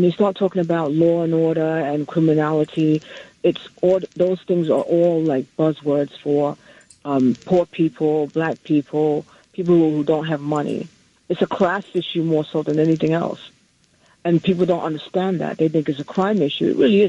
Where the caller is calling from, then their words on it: New Jersey, United States; I'm calling from New Jersey.